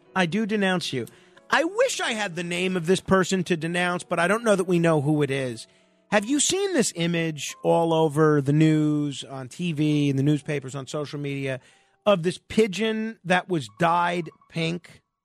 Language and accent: English; New York City, New York, United States; when I was growing up in Manhattan